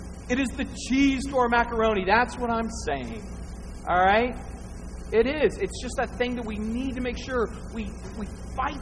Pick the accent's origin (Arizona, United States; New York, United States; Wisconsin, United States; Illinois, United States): Arizona, United States; Northern; I'm from Northern Arizona